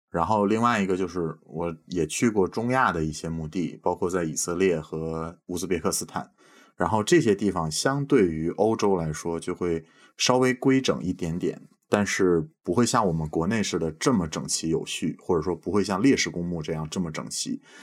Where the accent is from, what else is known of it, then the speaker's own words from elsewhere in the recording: Beijing, China; moved away as an adult; now in Estonia; 我是北京长大的